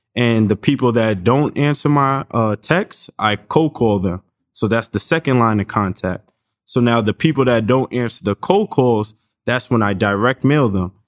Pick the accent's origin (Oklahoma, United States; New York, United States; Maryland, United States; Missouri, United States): New York, United States; we come from New York